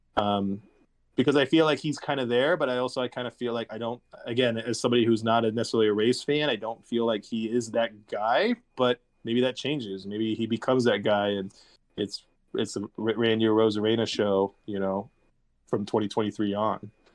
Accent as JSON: {"language": "English", "region": "Northern California", "country": "United States", "tie": "born or raised there", "said": "growing up in Northern California"}